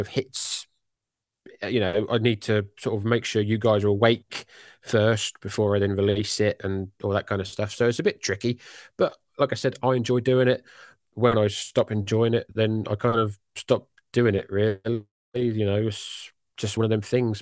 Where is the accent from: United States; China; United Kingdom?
United Kingdom; accent: British; my jolly British accent